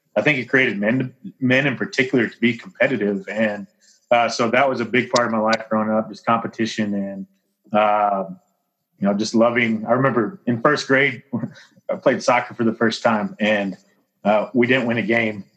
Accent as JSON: {"language": "English", "town": "Bryan", "region": "Texas", "country": "United States", "tie": "born or raised there", "said": "I grew up in Bryan, played football, baseball, and basketball in high school there."}